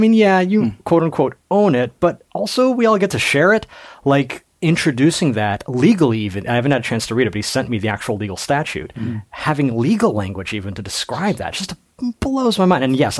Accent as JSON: {"language": "English", "country": "United States", "said": "I'm an American"}